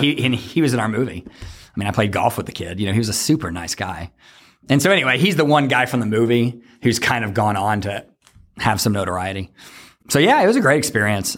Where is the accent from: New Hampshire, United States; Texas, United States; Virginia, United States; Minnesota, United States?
Texas, United States; Fort Worth; moved away as an adult; I'm from Fort Worth